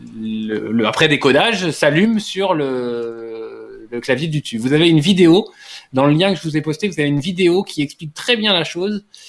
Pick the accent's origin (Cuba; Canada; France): France; je suis français